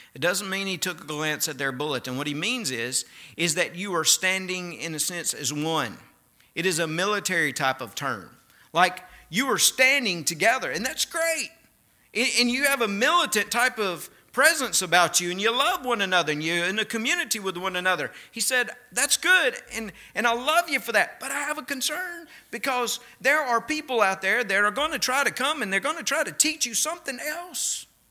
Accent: Mississippi, United States; accent: Mississippi; moved away; my Mississippi accent

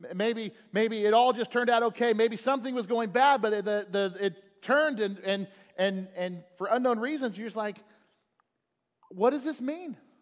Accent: United States; I am an American

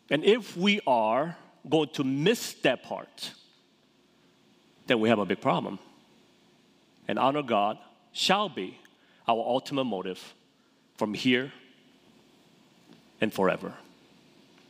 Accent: South Korea; moved away; I grew up in Korea, South Korea.

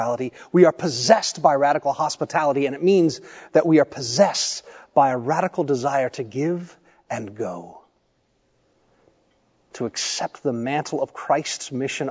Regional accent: Tennessee, United States; also born or lived in Ohio; I grew up in Tennessee, I was actually born in Ohio. I don't remember much of living there. We moved when I was quite young

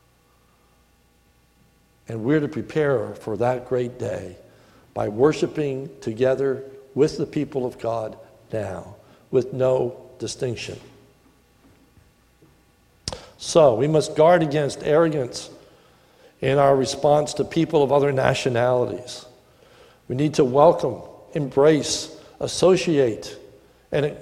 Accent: United States; I'm glad to be an American

